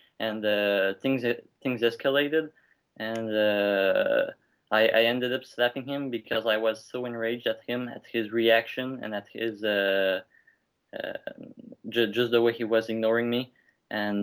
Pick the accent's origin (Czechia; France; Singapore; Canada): Canada; English is a second language; I'm French Canadian